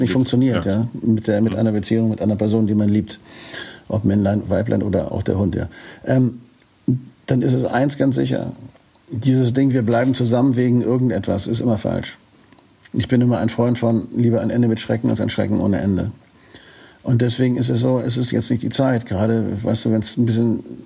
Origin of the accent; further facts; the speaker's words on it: Northern Germany, Germany; als Norddeutscher